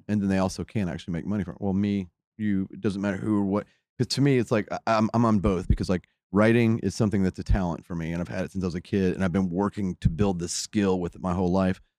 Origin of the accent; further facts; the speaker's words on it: United States; growing up in America